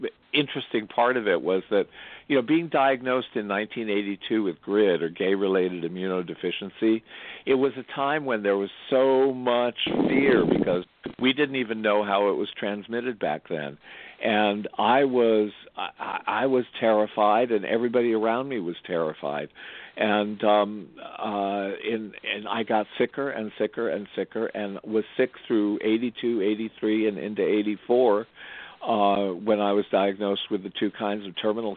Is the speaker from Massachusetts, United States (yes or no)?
yes; Andover, Massachusetts, United States; I grew up in Andover. My father was on the faculty at Phillips Academy.